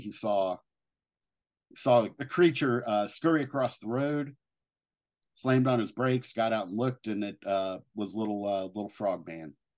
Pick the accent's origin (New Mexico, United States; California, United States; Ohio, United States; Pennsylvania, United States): Ohio, United States; Cincinnati; moved away; my hometown of, uh, Cincinnati, Ohio